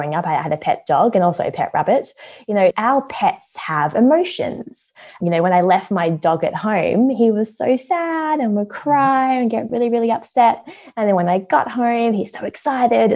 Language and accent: English; Perth, Western Australia, Australia; moved away as an adult; now in London, United Kingdom; Well, I was actually born in London. My parents lived here for 3 years when they were newly married. They had me, and then they thought, too cold, went back to Perth. And then I grew up in Perth ever since.